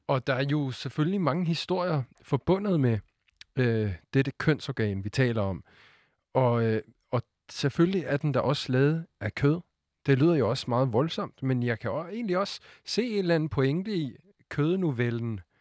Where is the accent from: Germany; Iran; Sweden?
Sweden; Danish is a second language; now in Denmark; jeg er jo svensker